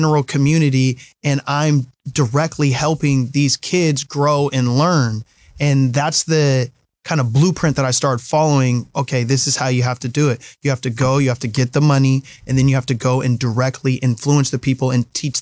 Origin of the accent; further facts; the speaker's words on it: Mill Creek, Washington, United States; also born or lived in Los Angeles; I was raised in Mill Creek